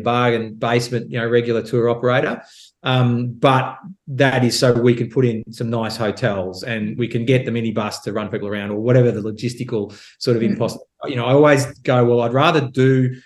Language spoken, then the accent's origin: English; Australia; as an Australian